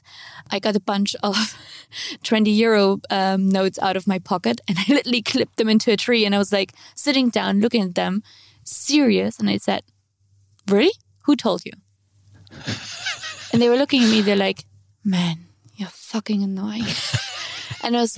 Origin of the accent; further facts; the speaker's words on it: Dresden, Saxony, Germany; moved away; So my hometown is Dresden